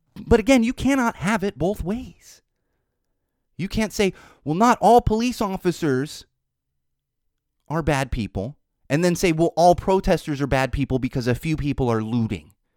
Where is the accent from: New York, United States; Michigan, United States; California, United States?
California, United States; Poway; Poway, California is a small city near San Diego. That's where I grew up. That's my hometown